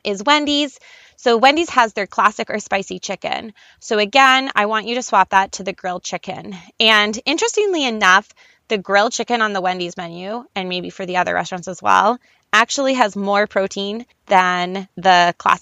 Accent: Canada; I'm Canadian

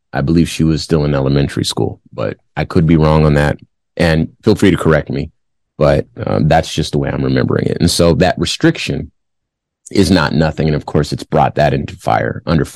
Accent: Los Angeles, California, United States; I'm from Los Angeles

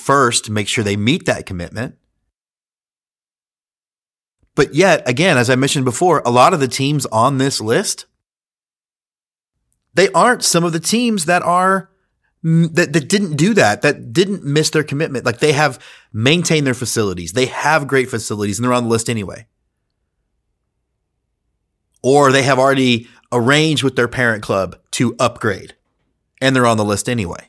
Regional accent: Houston, Texas, United States; I grew up in Houston, Texas

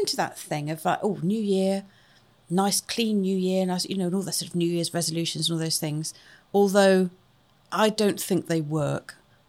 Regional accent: Wales, United Kingdom; But not that I might, because I'm Welsh, and that's very important. But not that I sound Welsh. I don't sound Welsh.

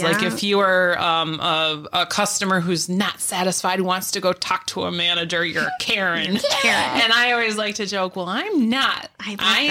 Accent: Pavilion, New York, United States; I'm from Pavilion originally.

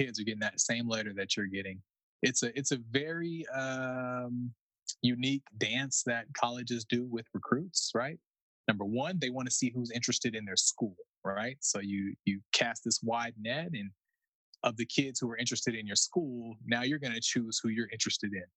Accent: San Diego, California, United States; I'm from San Diego

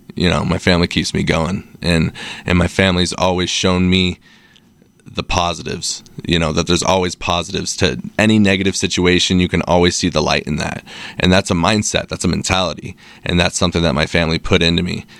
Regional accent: Salt Lake City, Utah, United States; Born and raised eight oh one, shout out. Uh, moved around a little bit throughout, uh, elementary, but been here since middle school, so fifteen years now. Um, yeah, Salt Lake's my home, never leaving

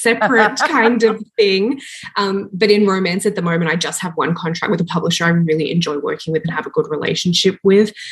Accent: Australia; moved away as an adult; now in Toronto, Canada; I'm from Australia, originally born and raised, and then 7 years ago, I moved to Toronto, Canada with my husband

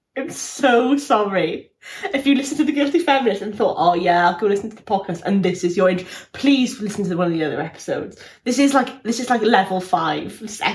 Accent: South Wales, United Kingdom; I'm from South Wales.

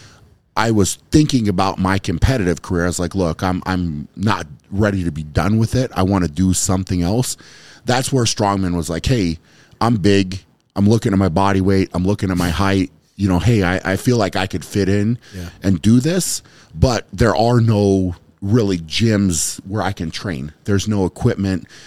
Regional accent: United States; as an American, you had the pro card

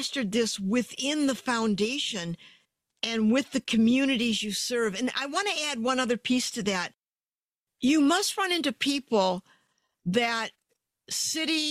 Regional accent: Detroit, Michigan, United States; I'm from Detroit

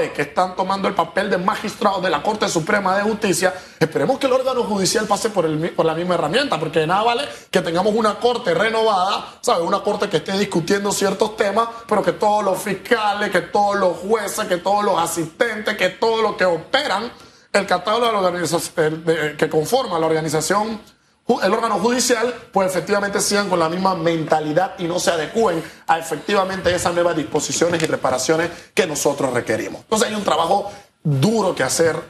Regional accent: Panama; Tenemos nosotros como panameños

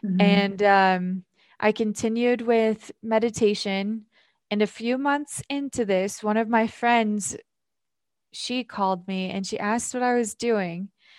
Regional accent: Filer, Idaho, United States; I'm from Idaho. I'll start there. Mm-hmm. I'm from a small town in Filer, Idaho, and I grew up in what you could say is a toxic environment.

